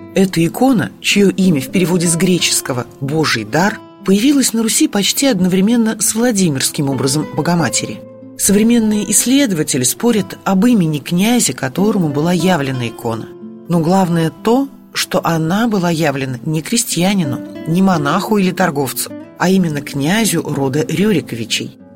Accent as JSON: {"language": "Russian", "town": "Nizhny Novgorod", "region": "Nizhny Novgorod Oblast", "country": "Russia", "tie": "born or raised there", "said": "Как коренная нижегородка"}